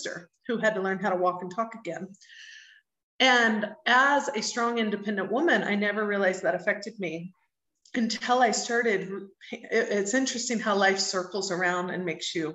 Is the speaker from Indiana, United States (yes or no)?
yes; Indianapolis, Indiana, United States; also born or lived in Cincinnati, Ohio; now in Mexico; I was born in the Midwest of the U.S. in Cincinnati, Ohio, but raised since I was five in Indianapolis, Indiana. So that's home for me